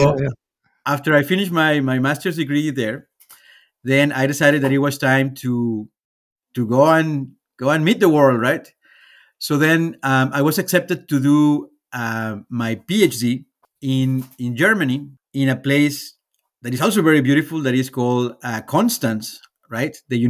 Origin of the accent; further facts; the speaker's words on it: Guadalajara, Jalisco, Mexico; born there; So I was born in Mexico, right? In the beautiful city of Guadalajara, right? Which is one of the largest cities in Mexico.